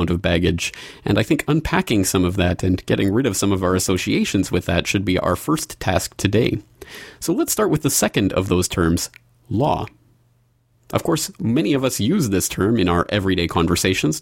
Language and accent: English; Canada; also born or lived in Ireland; now in Japan; I'm a Canadian, I live in Japan, and I have in the past lived in Ireland